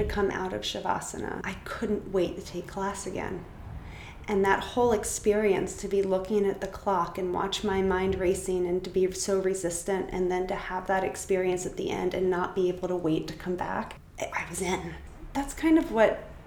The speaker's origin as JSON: {"language": "English", "region": "New Jersey", "country": "United States", "tie": "born or raised there", "said": "I grew up in New Jersey"}